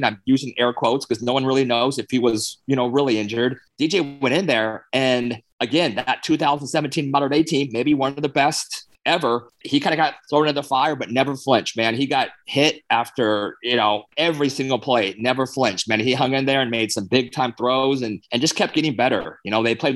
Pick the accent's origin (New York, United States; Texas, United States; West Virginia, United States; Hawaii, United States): Hawaii, United States; I'm from Hawaii, right? My mom's one of nine kids.